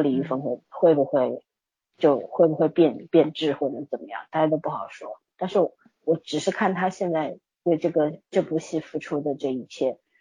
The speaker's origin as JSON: {"language": "Chinese", "country": "China", "said": "我们中国人"}